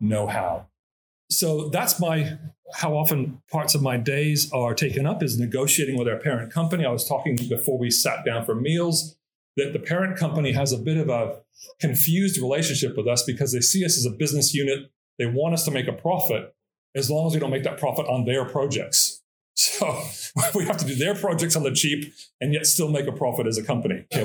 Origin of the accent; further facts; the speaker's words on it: Los Angeles, California, United States; moved away as an adult; also born or lived in Christchurch, New Zealand; now in Auckland, New Zealand; growing up in Los Angeles